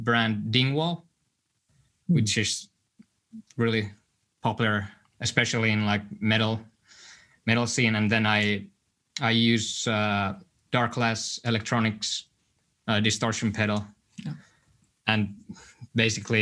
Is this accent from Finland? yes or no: yes; Helsinki, Uusimaa, Finland; I was born in Helsinki